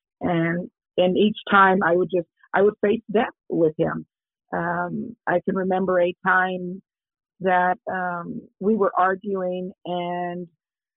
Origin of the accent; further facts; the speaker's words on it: Kansas City, Kansas, United States; I was born and raised in Kansas City, Kansas. It's a place where it's called Argentine